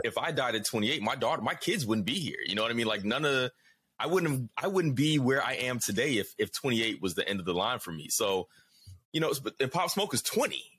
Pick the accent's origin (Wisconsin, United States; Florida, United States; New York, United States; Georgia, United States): Georgia, United States; Atlanta; I'm from down south, you know, Atlanta's home for me.